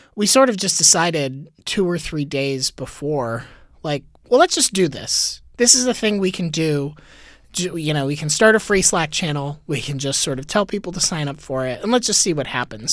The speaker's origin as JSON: {"language": "English", "town": "Tampa", "region": "Florida", "country": "United States", "tie": "born or raised there", "also_born_or_lived": "Gainesville, Florida", "moved": "yes", "lives_now": "New York, United States", "said": "I grew up, I was born in Gainesville, but I spent really the bulk of my formative years in Tampa"}